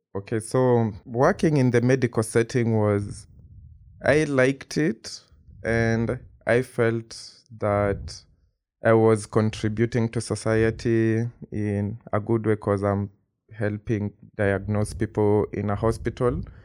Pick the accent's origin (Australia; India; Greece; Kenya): Kenya; moved away as an adult; now in Princeton, United States; I am from Kenya, like, I've grown up in Kenya all my life